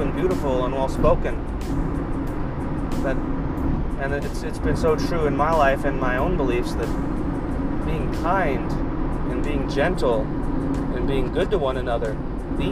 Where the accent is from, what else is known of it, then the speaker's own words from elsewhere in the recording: Kentucky, United States; being a guy growing up in Kentucky, that is a polar opposite place to live